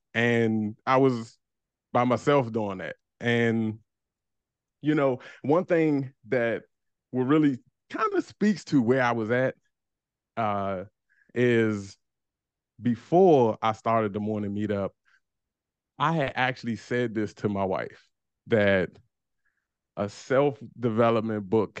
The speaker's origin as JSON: {"language": "English", "town": "Washington", "region": "District of Columbia", "country": "United States", "said": "I'm from DC, man. DC."}